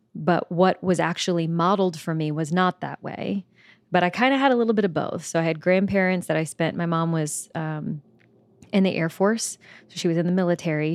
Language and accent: English; Belle Chasse, Louisiana, United States; moved away as an adult; also born or lived in New Orleans; I'm originally from New Orleans, Louisiana. Um, technically, I'm from a small town that's just underneath New Orleans called Bell Chase. Um, and so, lived, grew up in New Orleans